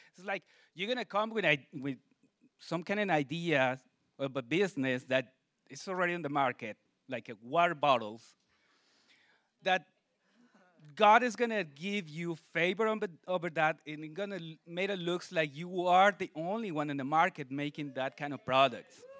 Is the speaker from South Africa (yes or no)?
no; Mexico City, Mexico; moved away; I'm from Mexico City